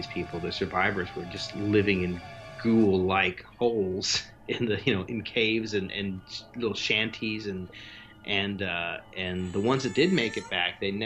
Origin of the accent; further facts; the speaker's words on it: California, United States; growing up in California